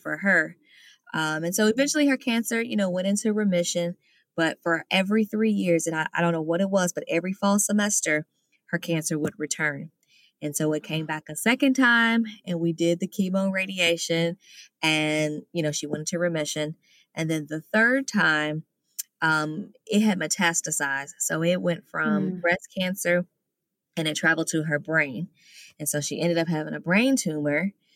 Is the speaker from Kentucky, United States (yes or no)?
yes; Louisville, Kentucky, United States; now in Miami, United States; I am originally from Louisville, Kentucky in the United States, but I relocated and I now live in Miami, Florida